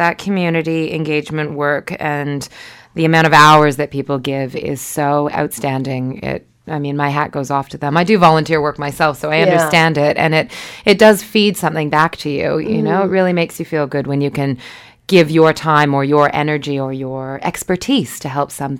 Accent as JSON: {"language": "English", "country": "Canada", "lives_now": "Wellington, New Zealand", "said": "Canada. Yeah."}